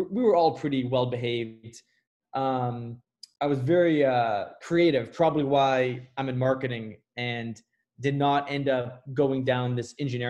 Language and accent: English; New Hampshire, United States; I grew up in New Hampshire.